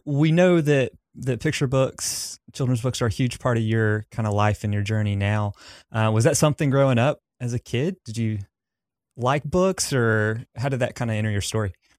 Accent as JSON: {"language": "English", "region": "Southern US", "country": "United States", "accent": "Southern", "said": "my accent, uh, 'cause I have a pretty strong Southern one"}